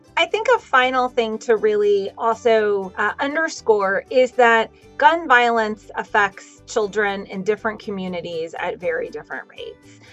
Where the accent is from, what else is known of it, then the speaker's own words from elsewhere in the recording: Texas, United States; now in Connecticut, United States; my home state, which is Texas